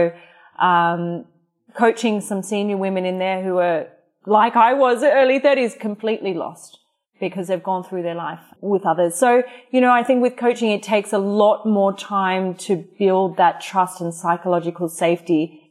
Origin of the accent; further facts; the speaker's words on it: Australia; moved away; I'm Australian.